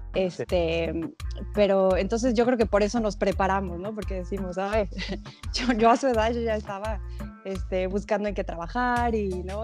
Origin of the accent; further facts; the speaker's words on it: Mexico; now in Canada; en México tenemos este ese estereotipo